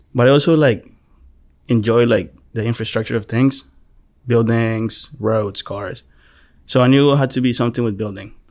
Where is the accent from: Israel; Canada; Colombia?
Colombia; now in United States; I was born in Colombia